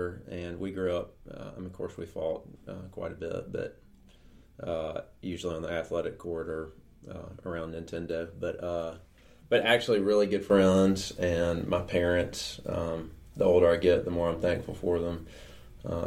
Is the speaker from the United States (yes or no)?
yes; Jackson, Mississippi, United States; I grew up in Jackson, Mississippi. Actually, in Jackson proper. Mm-hmm. So, born and raised.